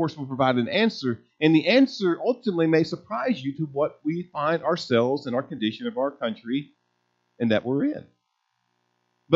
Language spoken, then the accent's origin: English; United States; us being American Christians